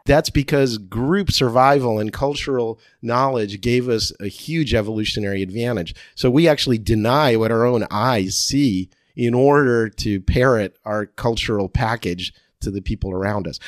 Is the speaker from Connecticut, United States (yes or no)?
no; Cherry Hill, New Jersey, United States; accent: Jersey; now in San Diego, United States; I went to high school in Cherry Hill, New Jersey